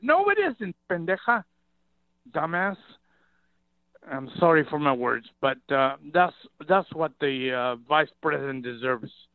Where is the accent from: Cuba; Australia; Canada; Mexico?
Mexico; now in Ceres, United States; I was born in Mexico